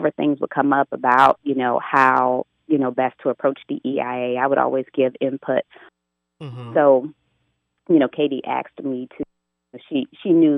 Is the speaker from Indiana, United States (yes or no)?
yes; Gary, Indiana, United States; now in Indianapolis, United States; I'm not native to Indianapolis. I've been here a long time, but I grew up in Gary